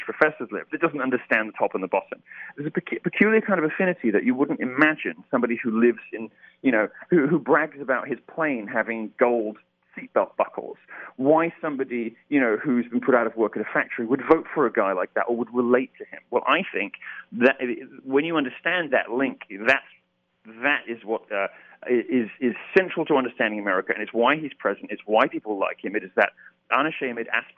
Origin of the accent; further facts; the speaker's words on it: United Kingdom; As a Brit